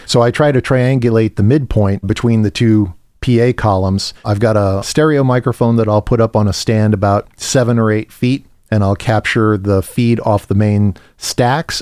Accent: Midwest, United States; moved away; coming from the Midwest where I grew up on Papa Dolls and Garcias and thick crust pizza

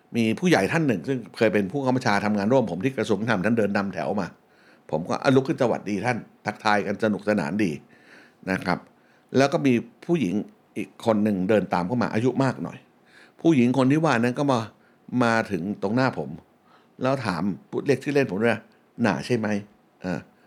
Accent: Bangkok, Thailand; born or raised there

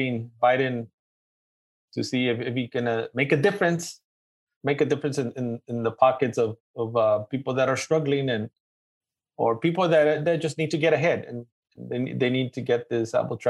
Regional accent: Los Angeles, California, United States; accent: East LA; my East LA accent

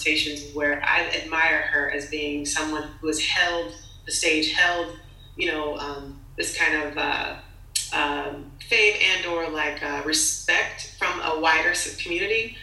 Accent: Los Angeles, California, United States; I'm from LA. I was raised in Hollywood

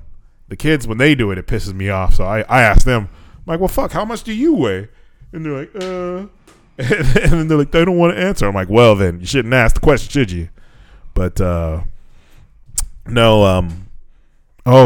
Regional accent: United States; now in Japan; from America

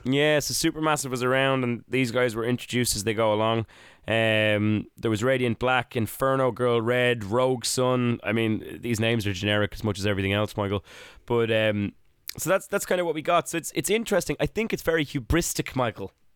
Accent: Ireland; I was an Irish child in the nineties

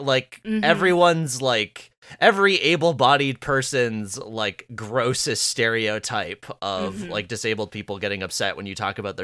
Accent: Vancouver, British Columbia, Canada; accent: West Coast; I'm Canadian

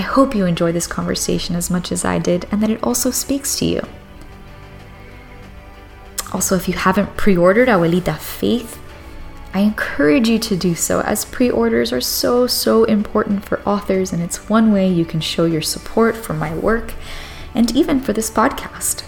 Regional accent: Cuba; my island

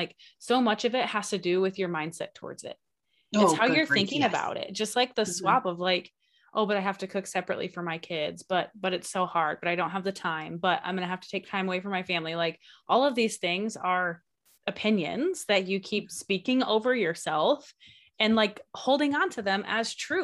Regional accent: Michigan, United States; now in Alaska, United States; I grew up in Michigan too

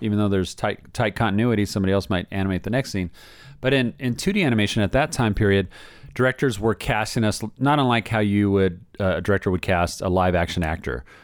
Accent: Southern California, United States; also born or lived in Orlando, Florida; I'm from here. I'm from Southern California.

